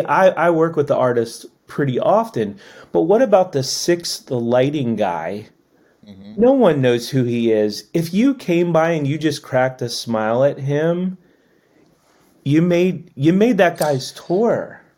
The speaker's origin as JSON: {"language": "English", "town": "Annapolis", "region": "Maryland", "country": "United States", "tie": "born or raised there", "said": "I grew up in Annapolis"}